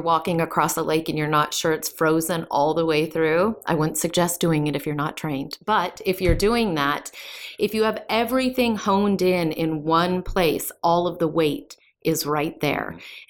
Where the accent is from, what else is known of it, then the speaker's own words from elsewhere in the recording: North Dakota, United States; Most of you probably know that I grew up in North Dakota, so I'm very familiar with the ice.